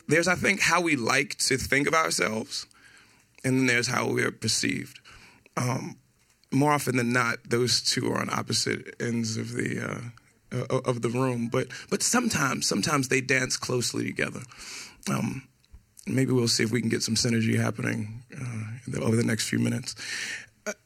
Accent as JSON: {"language": "English", "town": "New York City", "region": "New York", "country": "United States", "tie": "born or raised there", "said": "I was born and raised in Brooklyn, New York, Brownsville, Brooklyn, to be specific."}